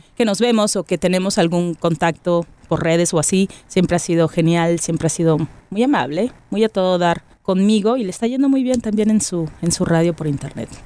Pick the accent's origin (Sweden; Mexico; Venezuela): Mexico; Monterrey, Nuevo León; soy de la Sultana